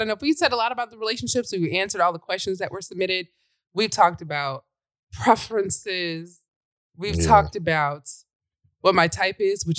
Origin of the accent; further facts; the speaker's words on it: Louisiana, United States; moved away; also born or lived in Northern New York; Like, we're from Louisiana. We just country niggas in New York.